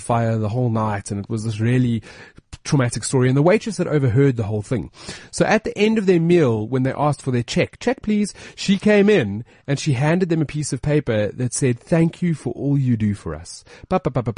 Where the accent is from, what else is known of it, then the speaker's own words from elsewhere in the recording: South Africa; I'm South African